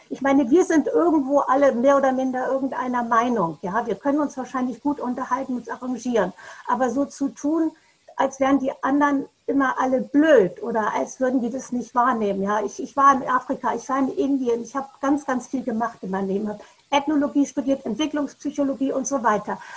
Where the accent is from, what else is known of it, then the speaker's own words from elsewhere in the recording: Bremerhaven, Bremen, Germany; Ich komme aus Bremerhaven und ich habe es in Hamburg und Bremerhaven, an den Häfen gab es Schwarze.